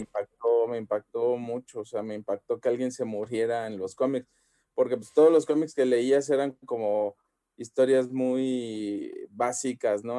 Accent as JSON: {"language": "Spanish", "town": "Xalapa", "region": "Veracruz", "country": "Mexico", "moved": "yes", "said": "yo por ejemplo soy de Jalapa, entonces allá la mentalidad allá es súper así pequeñita"}